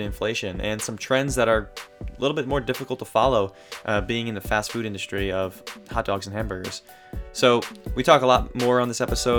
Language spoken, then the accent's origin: English; New Jersey, United States; And everyone knows I am from Jersey. I went to school at the Jersey Shore